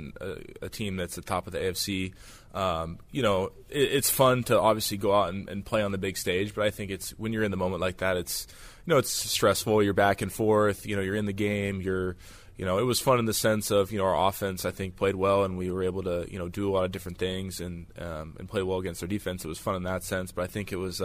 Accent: Washington, United States; growing up in Washington

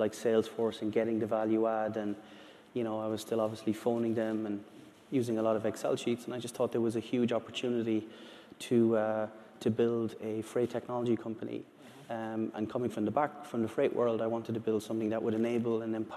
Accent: Ireland; I'm from Ireland.

